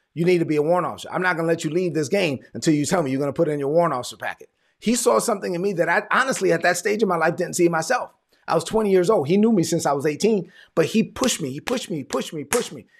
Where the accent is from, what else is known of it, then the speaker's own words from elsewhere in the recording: New York City, New York, United States; So I'm a son of immigrant parents from the Dominican Republic. I'm from Brooklyn